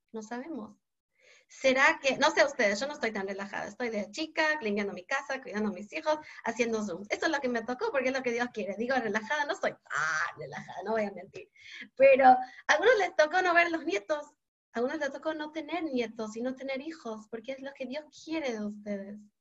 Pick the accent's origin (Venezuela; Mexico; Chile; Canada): Canada; Montreal, Quebec; Spanish is a second language; moved away as an adult; now in Argentina; yo soy canadiense, de Montreal